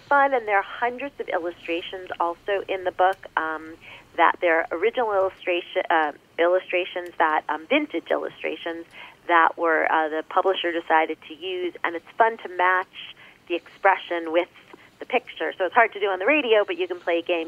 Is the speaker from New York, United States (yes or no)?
yes; New York, United States; I'm New York.